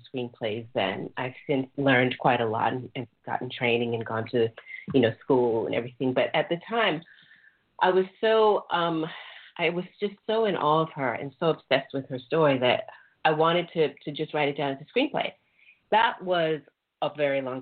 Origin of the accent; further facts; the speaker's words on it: New York City, New York, United States; moved away; also born or lived in London / Sydney; a little Black girl growing up in New York in a very racially charged environment